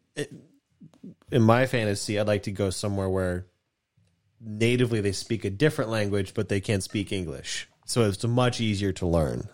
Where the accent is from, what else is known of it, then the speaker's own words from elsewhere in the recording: United States; I'm American